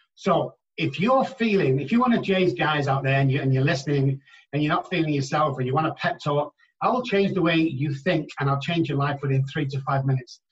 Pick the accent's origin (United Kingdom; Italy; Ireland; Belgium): United Kingdom; England; moved away as an adult; now in United States; my accent gets me a long way over here, where I'm just a normal guy back in England